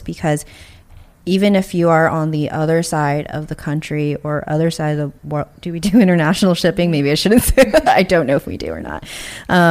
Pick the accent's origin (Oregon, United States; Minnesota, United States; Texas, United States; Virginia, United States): Texas, United States; Houston; moved away as an adult; also born or lived in Austin, Texas; now in New York, United States; So I'm from Houston. Grew up in Houston.